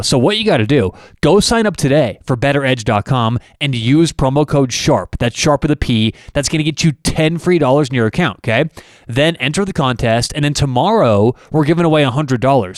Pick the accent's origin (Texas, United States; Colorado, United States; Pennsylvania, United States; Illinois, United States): Colorado, United States; Denver; I'm from Denver